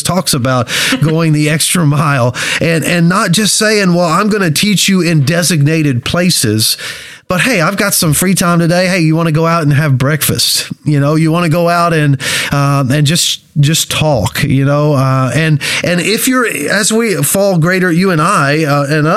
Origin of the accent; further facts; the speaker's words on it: Kentucky, United States; moved away as an adult; now in Ohio, United States; I'm from Kentucky